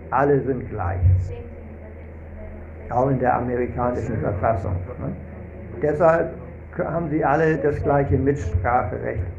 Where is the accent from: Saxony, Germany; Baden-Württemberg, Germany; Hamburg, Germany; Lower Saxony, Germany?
Hamburg, Germany; Nein, Rantidev ist aus Litauen und ich bin aus Hamburg.